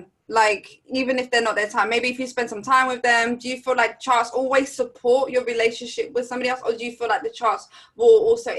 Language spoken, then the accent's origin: English; United Kingdom; also born or lived in France; the moment I turned 7, I moved to Britain from France. I was born in France.